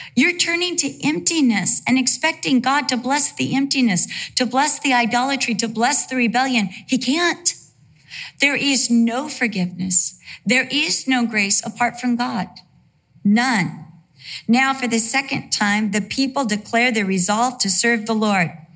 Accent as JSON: {"language": "English", "town": "Costa Mesa", "region": "California", "country": "United States", "tie": "born or raised there", "also_born_or_lived": "Santa Ana, California / Vista, California / England", "said": "For the most part of my life, I lived in Costa Mesa, California"}